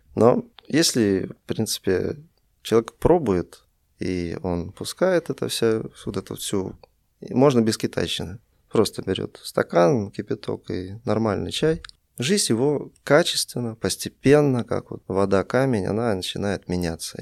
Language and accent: Russian; Russia; moved away as an adult; also born or lived in Vilnius, Lithuania; now in Minsk, Belarus; Сам я из России, я родился в Вильнюсе, много жил в России, потом переехал в Беларусь